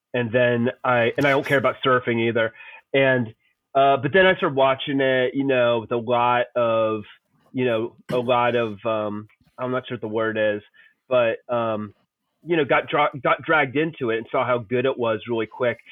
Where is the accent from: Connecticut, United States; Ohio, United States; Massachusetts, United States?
Ohio, United States; Columbus; I grew up in Columbus, Ohio